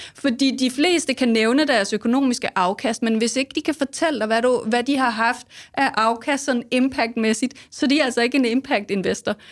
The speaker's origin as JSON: {"language": "Danish", "country": "Denmark", "said": "som danskere"}